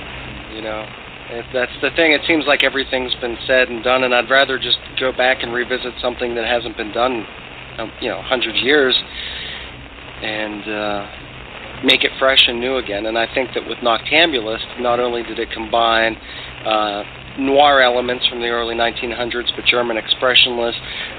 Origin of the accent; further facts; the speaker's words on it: Ireland; I'm Irish. I've always been a huge fan and admirer of bare knuckle boxing.